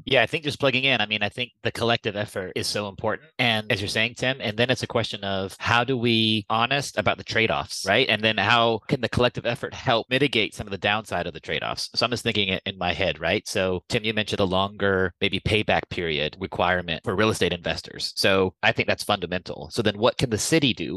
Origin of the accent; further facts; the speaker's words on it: United States; accent: American; moved away as an adult; now in Copenhagen, Denmark; i'm obviously american you can hear from my accent i've been living and working in copenhagen for 20 years